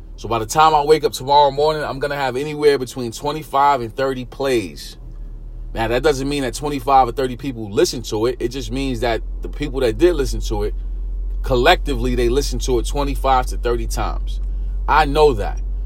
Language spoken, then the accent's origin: English; New York City, New York, United States; I grew up in East New York, Brooklyn, single parent home